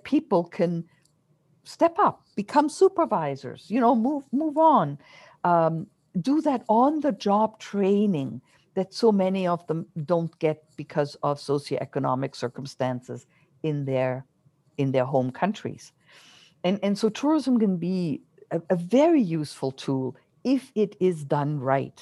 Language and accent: English; Germany; now in Canada; I grew up my childhood in Germany